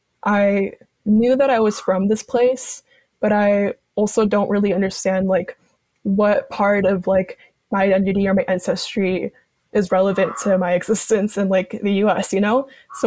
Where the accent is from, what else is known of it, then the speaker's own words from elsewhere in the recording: Bolivia; I had the really amazing opportunity to actually go back to my home country, because I would go back like every 5 years or so.